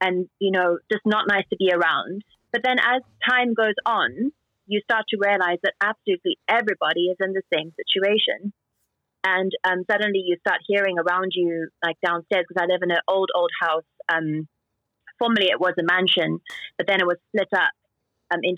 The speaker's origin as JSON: {"language": "English", "country": "South Africa", "also_born_or_lived": "New York", "moved": "as an adult", "lives_now": "Shanghai, China", "said": "I'm South African"}